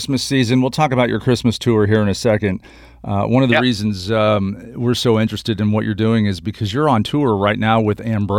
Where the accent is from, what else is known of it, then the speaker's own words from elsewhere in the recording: Midwest, United States; I'm from the Midwest